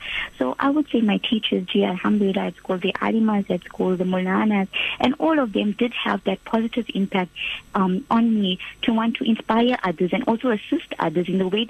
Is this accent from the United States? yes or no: no; Durban, KwaZulu-Natal, South Africa; The warm city of Durban.